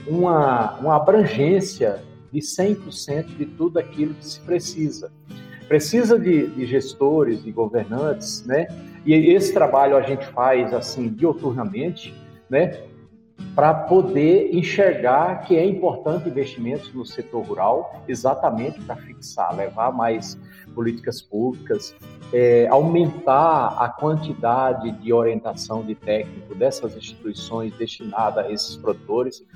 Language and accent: Portuguese; Rio Grande do Norte, Brazil; eu sou oriundo do, da agricultura familiar, eu sou, eu sou lá do Rio Grande do Norte, em comunidades que são. É, meu pai era agricultor familiar, nós ainda detemos uma área lá